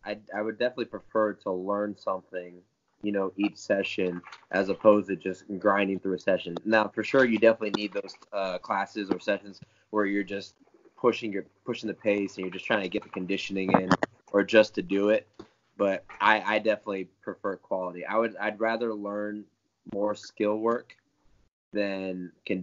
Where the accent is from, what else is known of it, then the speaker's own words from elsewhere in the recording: Tampa, Florida, United States; also born or lived in Parrish, Florida; I live in Tampa, Florida. Originally, I grew up in Parrish, Florida, which is a little further from here. But most of my life was here